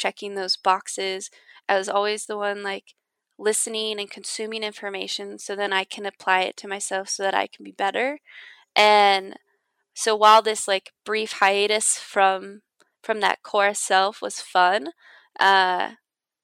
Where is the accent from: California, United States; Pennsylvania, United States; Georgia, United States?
California, United States; Downey; I grew up in Downey, California